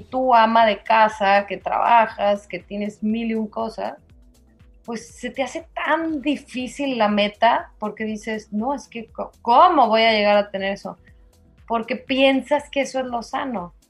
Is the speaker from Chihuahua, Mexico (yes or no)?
no; Durango, Mexico; now in Mérida, Mexico; Soy duranguense de corazón